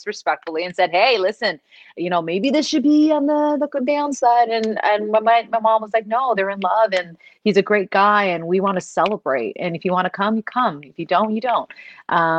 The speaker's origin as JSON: {"language": "English", "town": "Toronto", "region": "Ontario", "country": "Canada", "tie": "born or raised there", "said": "So I was born in Toronto. I was raised in Toronto and I'm just outside of Toronto now"}